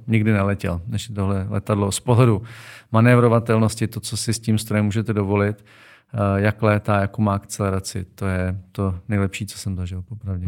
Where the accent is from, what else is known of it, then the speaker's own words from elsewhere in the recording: Karlovy Vary, Karlovy Vary Region, Czechia; já jsem z Varu, takže tam to prostředí pro tyhle sporty je ideální